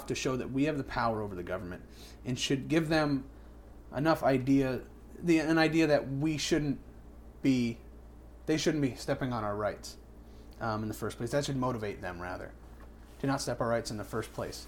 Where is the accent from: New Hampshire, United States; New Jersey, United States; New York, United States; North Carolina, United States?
New Hampshire, United States; I'm a native New Hampshireite.